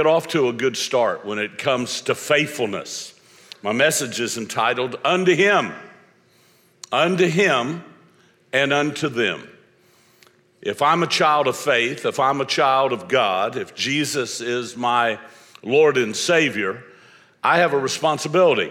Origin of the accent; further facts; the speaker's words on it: Florida, United States; I'm from Florida